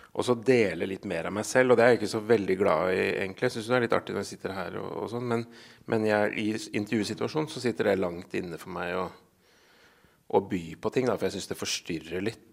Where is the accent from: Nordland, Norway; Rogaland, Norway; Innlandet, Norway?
Innlandet, Norway; Gjøvik; Jeg kommer jo fra Gjøvik-traktene.